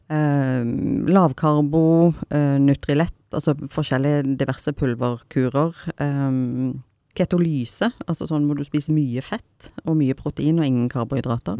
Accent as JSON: {"language": "Norwegian", "town": "Stavanger", "region": "Rogaland", "country": "Norway", "said": "jeg er fra Stavanger. Siddis"}